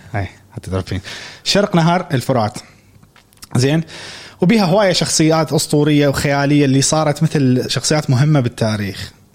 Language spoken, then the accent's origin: Arabic; Iraq; انا عراقي